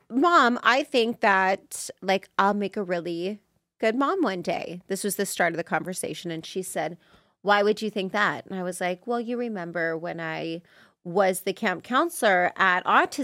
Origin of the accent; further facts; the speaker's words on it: Las Vegas, Nevada, United States; also born or lived in Los Angeles, United States; I'm from Vegas originally.